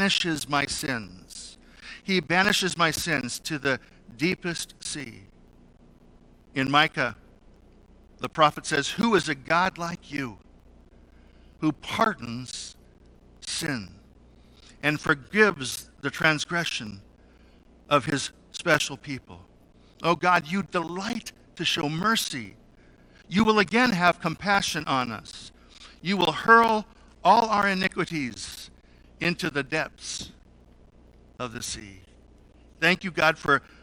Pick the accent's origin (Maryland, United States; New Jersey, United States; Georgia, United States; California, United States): California, United States; Salinas; I grew up in Salinas, California